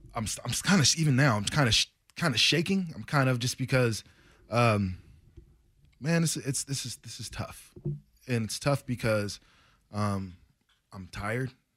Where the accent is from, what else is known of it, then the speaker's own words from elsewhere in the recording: United States; being an American